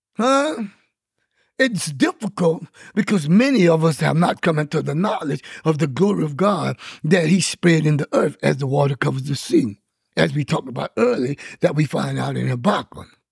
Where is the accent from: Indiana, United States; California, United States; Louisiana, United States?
Louisiana, United States; I'm from Louisiana